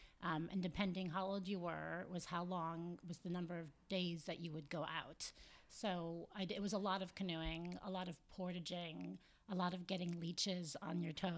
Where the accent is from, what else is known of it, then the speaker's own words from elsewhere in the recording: Chicago, Illinois, United States; now in Manhattan, United States; So I grew up in Chicago